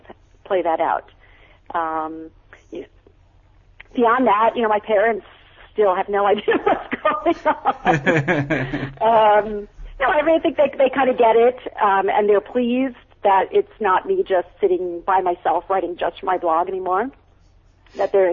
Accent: Long Island, New York, United States; now in California, United States; I grew up on Long Island, on the South Shore of Long Island.

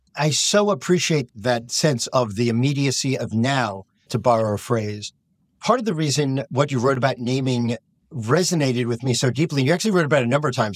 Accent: United States; as an American rabbi

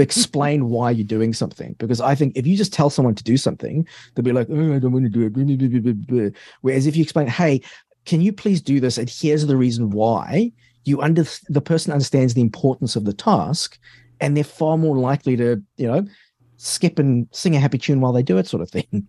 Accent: South Africa; moved away; also born or lived in London, United Kingdom / Australia; I grew up in South Africa

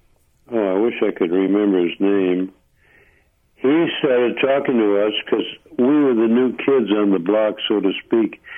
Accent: Holyoke, Massachusetts, United States; moved away; also born or lived in Hartford, Connecticut; I'm originally from Massachusetts.

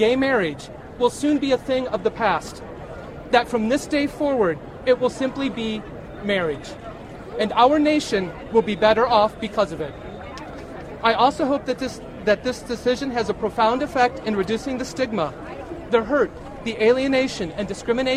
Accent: Cincinnati, Ohio, United States; I'm from Cincinnati, Ohio. I've lived in Ohio for most of my life

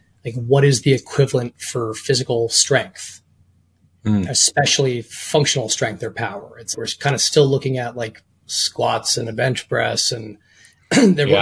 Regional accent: outside of Boston, Massachusetts, United States; I grew up in outside of Boston in the suburbs

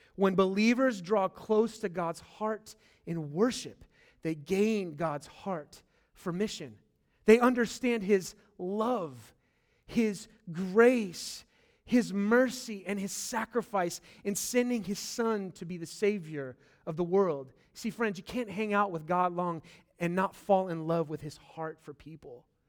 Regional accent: California, United States; moved away; I'm from California.

